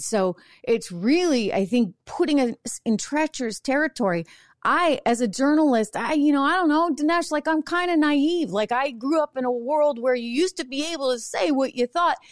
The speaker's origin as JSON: {"language": "English", "region": "New Hampshire", "country": "United States", "tie": "born or raised there", "said": "I grew up in New Hampshire"}